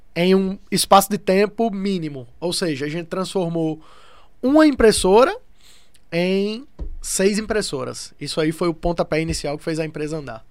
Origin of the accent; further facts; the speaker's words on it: interior of Paraíba, Brazil; moved away; also born or lived in Rio Grande do Norte; eu vim do interior da Paraíba, mesmo sendo do Rio Grande do Norte, eu morei minha vida no interior da Paraíba